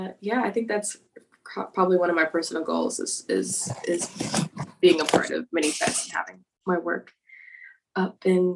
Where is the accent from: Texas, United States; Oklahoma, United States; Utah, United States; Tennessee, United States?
Texas, United States; Austin; also born or lived in North Carolina; And I was raised in Austin, Texas, grew up doing theater here. Went to school in North Carolina for a bit, and now I'm back.